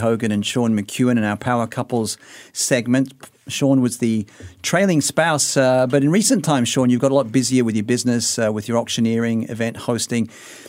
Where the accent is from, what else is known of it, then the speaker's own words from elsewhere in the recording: Sydney, New South Wales, Australia; now in Singapore; my hometown of Sydney